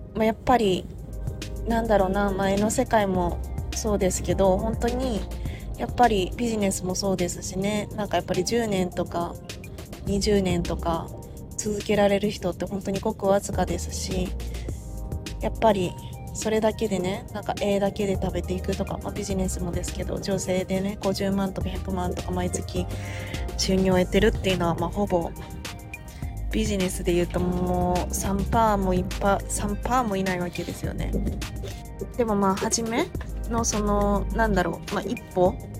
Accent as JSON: {"language": "Japanese", "area": "Awaji Island", "region": "Hyogo", "country": "Japan", "tie": "born or raised there", "said": "私その淡路島出身"}